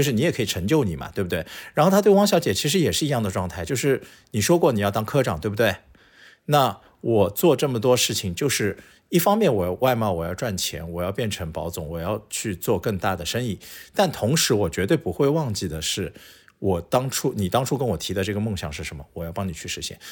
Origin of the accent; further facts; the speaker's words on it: Shanghai, China; 作为一个土生土长的上海人